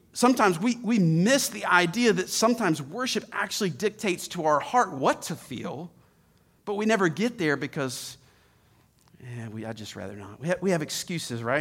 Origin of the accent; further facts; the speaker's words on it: Atlanta, Georgia, United States; I grew up in Atlanta